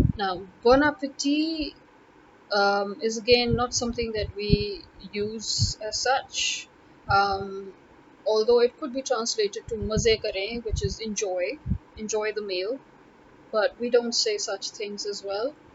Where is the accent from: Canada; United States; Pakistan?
Pakistan; Lahore, Punjab; I am from Lahore